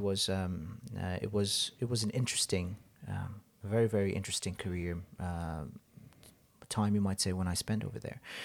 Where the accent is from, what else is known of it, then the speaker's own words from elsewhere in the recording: Hong Kong; moved away as an adult; also born or lived in Nepal; I grew up in Hong Kong, uh, with, with my parents predominantly.